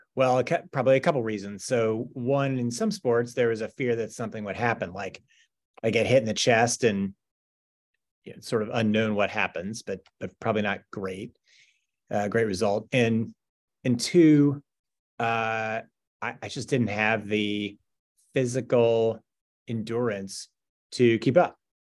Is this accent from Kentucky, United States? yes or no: yes; Owensboro, Kentucky, United States; I was born in Owensboro, Kentucky, which, especially at the time, not, not, not a huge city in Western Kentucky